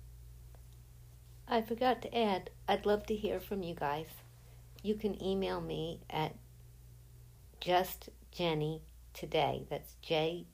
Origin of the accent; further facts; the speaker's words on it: Rockaway, United States; moved away as an adult; now in Florida, United States; my hometown. So much of me is in Rockaway